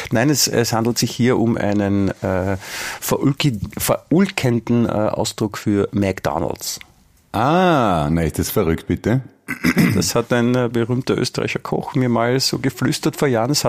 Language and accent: German; Germany; Ich habe dir vorher schon erklärt, ich als Deutscher darf das.